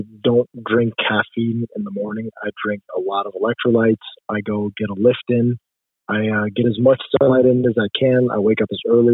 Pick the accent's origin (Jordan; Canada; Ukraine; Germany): Jordan; moved away as an adult; also born or lived in Toledo, Ohio, United States; now in United States; I was born in Toledo, Ohio, but I was raised overseas in Jordan, moved back for college